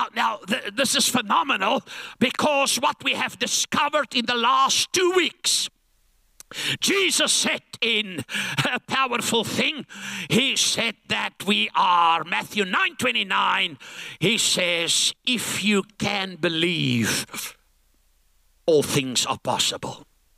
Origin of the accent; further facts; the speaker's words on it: Langebaan, Western Cape, South Africa; I come from Langebaan like Viscus Bockum.